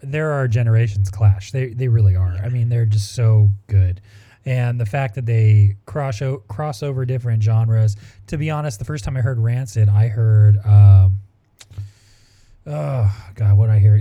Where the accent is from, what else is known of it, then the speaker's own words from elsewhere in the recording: Orange County, California, United States; growing up in Orange County, uh, we were tight with everybody from No Doubt